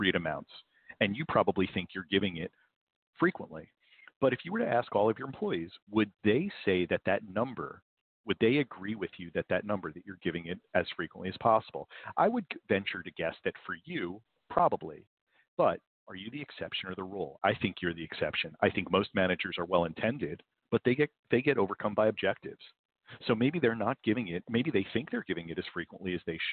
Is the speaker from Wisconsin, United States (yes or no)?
no; New Jersey, United States; I'm from New Jersey